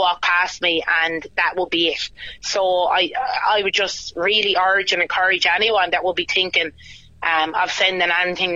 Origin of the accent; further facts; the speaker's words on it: Wexford, Leinster, Ireland; accent: Wexford; I'm very proud to be a Wexford woman.